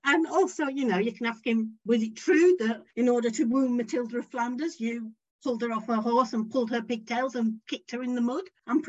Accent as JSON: {"language": "English", "region": "Yorkshire and the Humber", "country": "United Kingdom", "said": "I'm a Yorkshire lass"}